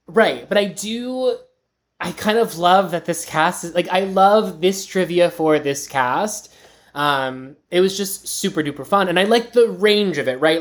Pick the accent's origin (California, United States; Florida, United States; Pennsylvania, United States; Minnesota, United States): Pennsylvania, United States; Pittsburgh; my hometown, Pittsburgh